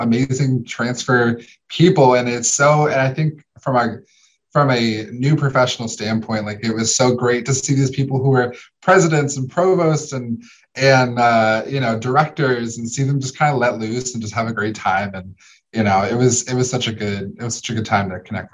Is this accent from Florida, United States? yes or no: yes; Orlando, Florida, United States; I'm from Orlando